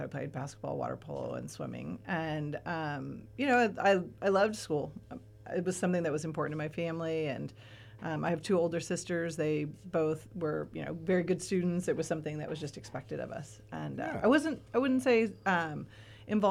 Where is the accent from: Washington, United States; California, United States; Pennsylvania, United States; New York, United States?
California, United States; Madera; now in Ventura, United States; I grew up in Madera